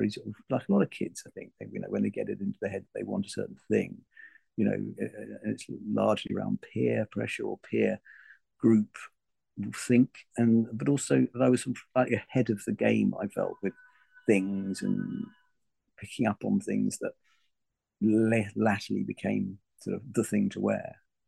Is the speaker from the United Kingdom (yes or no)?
yes; London, United Kingdom; also born or lived in Malaysia / Germany; Well, I suppose I'd say London. Well, I grew up all over the place. I mean, I'm born in Penang in Malaysia. I was son of an army, son of a soldier. So we just moved around from Germany, the Far East, to, UK.